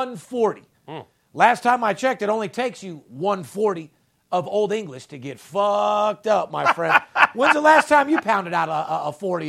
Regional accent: Las Vegas, Nevada, United States; I'm third generation, born and raised in Las Vegas.

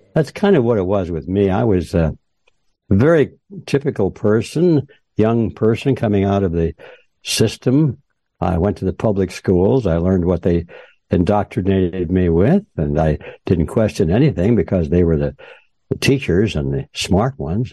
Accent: Detroit, Michigan, United States; moved away as an adult; also born or lived in Los Angeles; I was uh, born and raised in Detroit, Michigan, in that general area

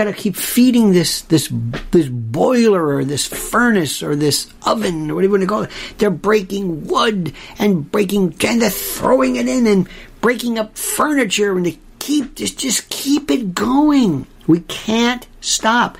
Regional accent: Tampa, Florida, United States; growing up in Florida.

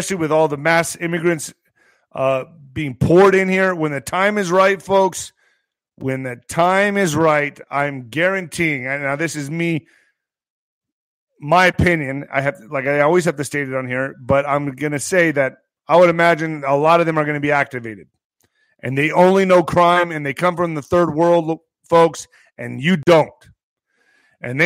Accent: United States; I'm doing my job as an American citizen, as an American patriot

